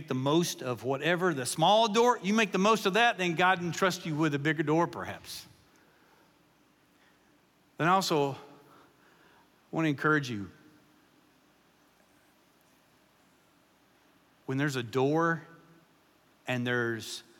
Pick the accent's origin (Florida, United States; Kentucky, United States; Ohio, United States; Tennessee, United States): Kentucky, United States; moved away; I pastored in Kentucky for 14 years, and I grew up in Kentucky